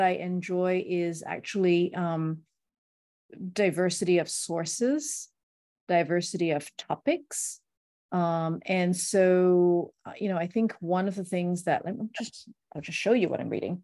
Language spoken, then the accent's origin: English; Singapore; also born or lived in United States; growing up in Singapore, lots of shiny buildings